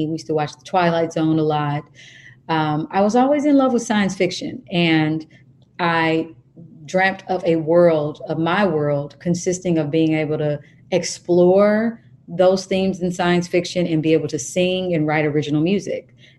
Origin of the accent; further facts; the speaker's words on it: Kansas, United States; I am from Kansas.